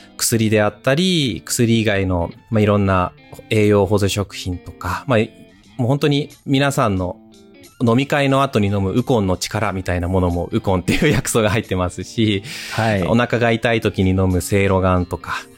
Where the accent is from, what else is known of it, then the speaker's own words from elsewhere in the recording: Hokkaido, Japan; moved away as an adult; 生まれ故郷の北海道に